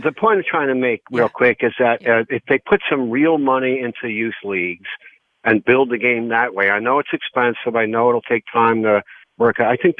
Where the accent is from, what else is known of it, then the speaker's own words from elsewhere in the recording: Summit, New Jersey, United States; Well, I grew up in Summit, and there was a lot of nice fields there.